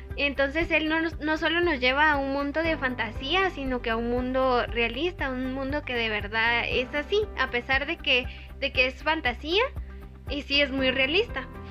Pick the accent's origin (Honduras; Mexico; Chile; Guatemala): Guatemala; nosotros como guatemaltecos